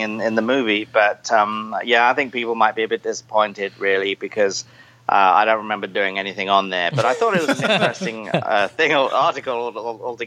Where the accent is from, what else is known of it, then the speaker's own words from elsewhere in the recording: Enfield, London, United Kingdom; also born or lived in Chatham, Kent; I actually grew up in a town called Enfield, where they originally made the Enfield